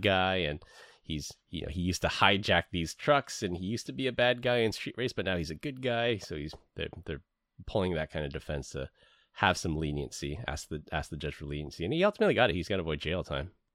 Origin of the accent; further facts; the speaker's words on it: San Francisco, California, United States; I grew up in San Francisco